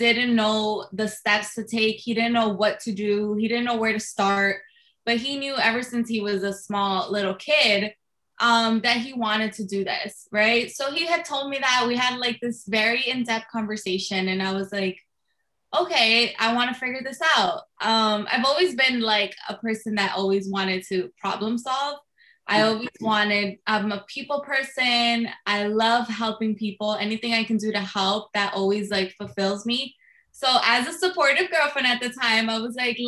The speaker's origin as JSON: {"language": "English", "town": "Jersey City", "region": "New Jersey", "country": "United States", "tie": "born or raised there", "said": "I'm born and raised in Jersey City"}